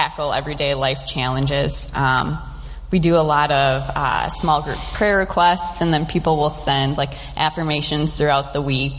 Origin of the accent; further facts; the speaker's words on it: Shakopee, Minnesota, United States; I grew up in Shakopee